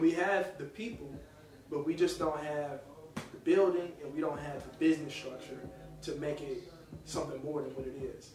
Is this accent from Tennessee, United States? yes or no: yes; Nashville, Tennessee, United States; I'm a kid from Nashville